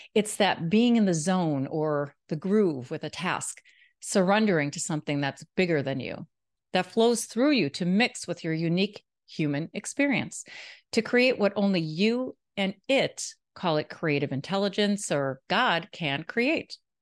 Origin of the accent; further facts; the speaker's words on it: Milwaukee, Wisconsin, United States; moved away as an adult; now in Jacksonville Beach, United States; Milwaukee, Wisconsin, which is my hometown